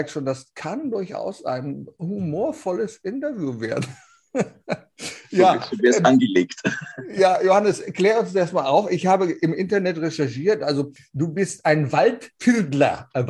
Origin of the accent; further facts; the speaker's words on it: Lower Saxony, Germany; Du kommst aus Niederösterreich, ich komme aus Niedersachsen.